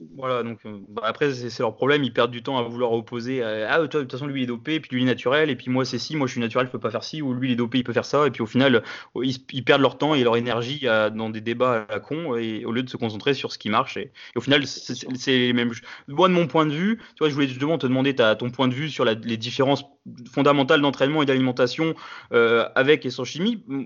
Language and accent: French; France; je suis français